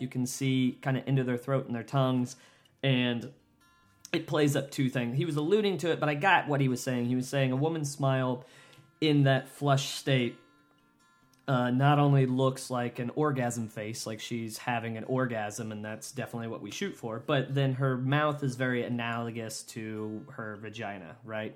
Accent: United States; my goddamn country

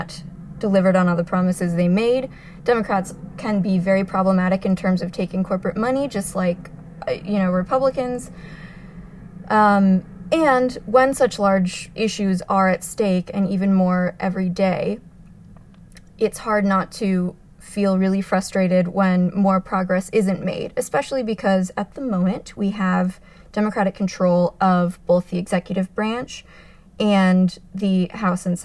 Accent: Arizona, United States; now in New York, United States; I'm from Arizona originally.

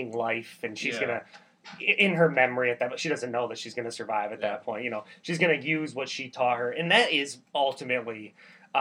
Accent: United States; I'm American

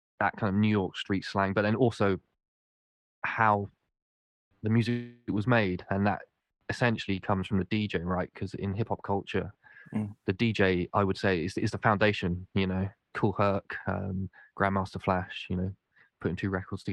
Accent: Winchester, South East England, United Kingdom; moved away as an adult; also born or lived in Cardiff; Where I grew up in Winchester, there wasn't much hip-hop

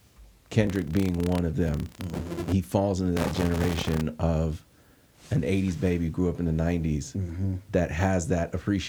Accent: West Coast, United States; obviously I grew up here on the West Coast

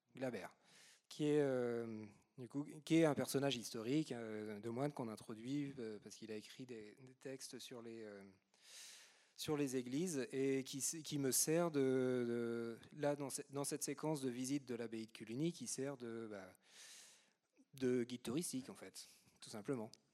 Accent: Normandy, France; je suis normand

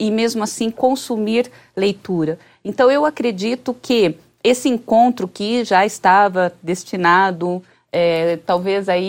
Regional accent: Bauru, São Paulo, Brazil; Eu sou de Bauru, né? Então mudei naquele momento para Bauru.

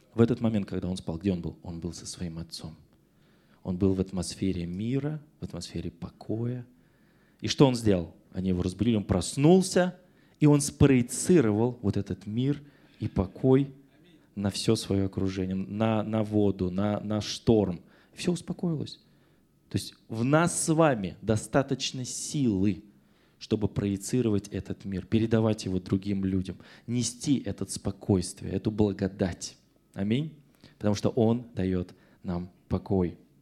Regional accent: Russia; Я родился в СССР, теперь я в Российской Федерации

